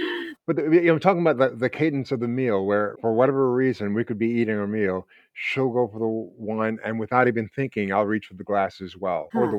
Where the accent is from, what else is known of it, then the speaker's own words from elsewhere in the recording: New York City, New York, United States; I'm from the Bronx. I used to drink from an open fire hydrant.